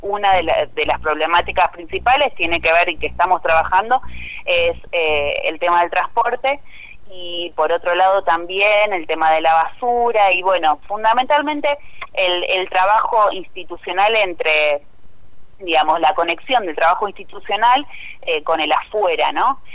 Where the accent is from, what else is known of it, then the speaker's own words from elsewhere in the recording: Cañada de Gómez, Santa Fe, Argentina; yo soy de la ciudad de Cañada de Gómez, eh, nací y viví toda mi vida en Cañada de Gómez